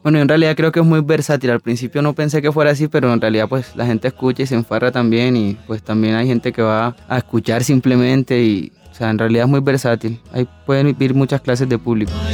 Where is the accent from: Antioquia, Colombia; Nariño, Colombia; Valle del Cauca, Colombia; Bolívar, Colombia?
Bolívar, Colombia; Cartagena; also born or lived in Tunja; Yo en realidad nací en Tunja, pero me llevaron a un mes y medio para Cartagena. Mi madre es cartagena, mi papá es, boyaco. Me crié allá